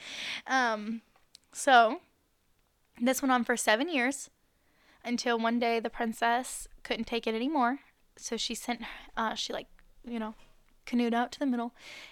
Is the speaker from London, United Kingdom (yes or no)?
no; Wales, United Kingdom; Except my skin, apparently, because I'm from Wales.